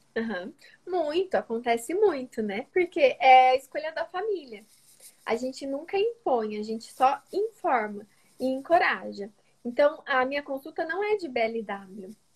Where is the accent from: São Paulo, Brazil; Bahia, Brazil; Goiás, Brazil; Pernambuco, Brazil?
São Paulo, Brazil; interior of; moved away as an adult; also born or lived in Maringá; now in Santos, Brazil; eu não sou de Maringá, sou do interior de São Paulo, mas eu morava em Maringá durante o período da faculdade.